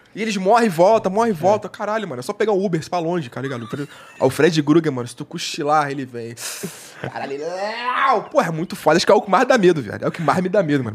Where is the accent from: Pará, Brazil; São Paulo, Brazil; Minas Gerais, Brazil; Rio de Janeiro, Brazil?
Rio de Janeiro, Brazil; eu sou carioca